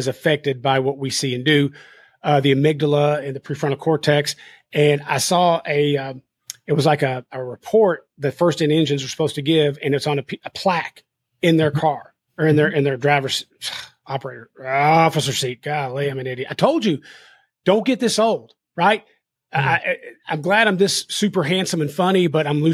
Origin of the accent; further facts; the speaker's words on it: Kentucky, United States; I'm from Kentucky